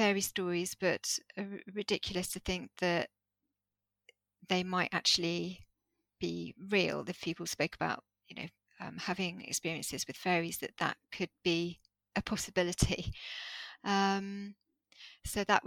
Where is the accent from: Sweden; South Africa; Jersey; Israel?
Jersey; I started attending these workshops in Jersey, because I grew up in Jersey